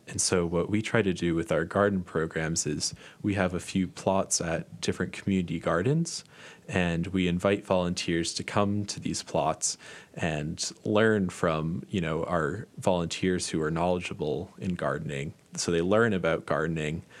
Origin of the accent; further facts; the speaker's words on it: Massachusetts, United States; moved away; I'm from Massachusetts, and there's even one right near where I grew up